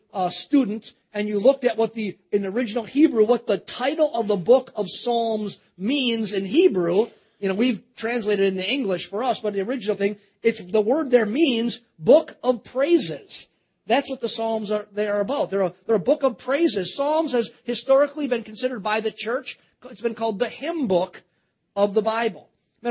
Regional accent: Cedarburg, Wisconsin, United States; moved away; also born or lived in Baton Rouge, Louisiana; I grew up in Cedarburg

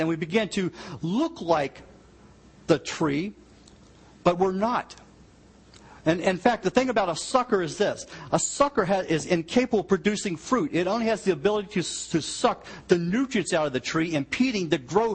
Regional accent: United States; I grew up in the Virginia, West Virginia line

